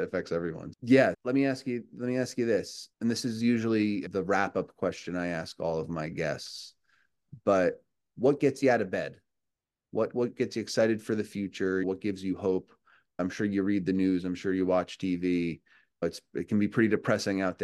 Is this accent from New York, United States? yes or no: yes; New York, United States; I'm from New York